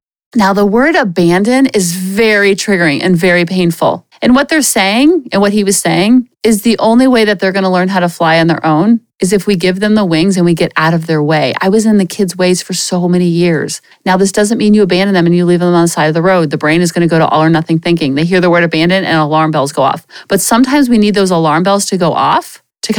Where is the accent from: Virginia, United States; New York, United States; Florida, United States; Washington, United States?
Florida, United States; Coral Springs; also born or lived in Boca Raton, Florida; I had wonderful friends growing up in Coral Springs